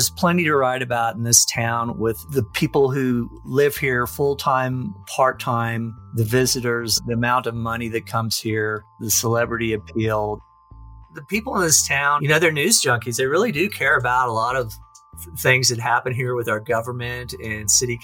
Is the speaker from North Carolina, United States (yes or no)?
yes; North Carolina, United States; also born or lived in Louisiana / Dallas; now in Aspen, United States; I grew up in North Carolina and Louisiana, but I moved to Aspen from Dallas, where I was working at the Dallas Business Journal.